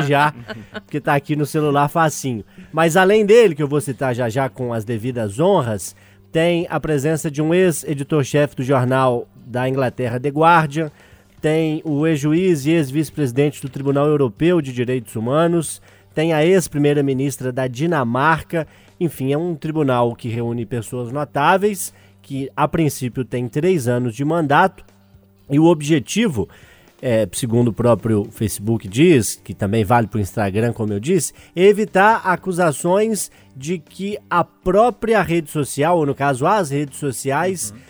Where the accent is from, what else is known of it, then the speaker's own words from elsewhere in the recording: Urucânia, Minas Gerais, Brazil; also born or lived in Ponte Nova; minha cidade natal ali, Urucânia. Eu nasci em Ponte Nova, né? Já que Urucânia não tinha maternidade